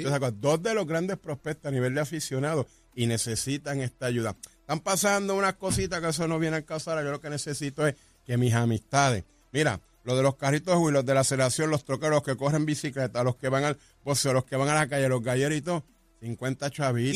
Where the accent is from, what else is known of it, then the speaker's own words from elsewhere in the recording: Vega Baja, Puerto Rico; en Vega Baja, mi pueblo